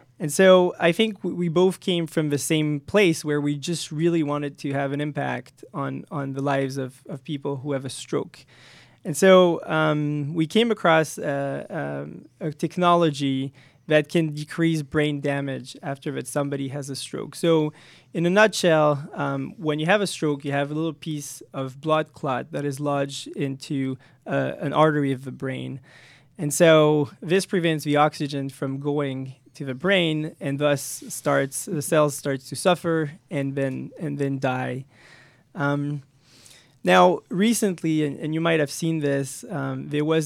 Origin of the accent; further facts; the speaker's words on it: France; moved away as an adult; also born or lived in Paris, France; now in United States; I came from France